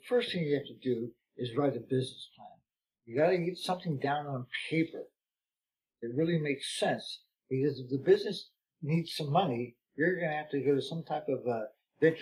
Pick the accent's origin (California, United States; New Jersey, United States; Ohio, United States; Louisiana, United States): California, United States; I'm from California